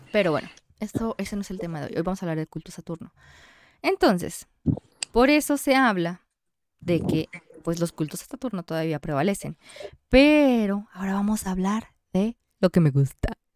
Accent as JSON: {"language": "Spanish", "country": "Mexico", "said": "somos mexicanos"}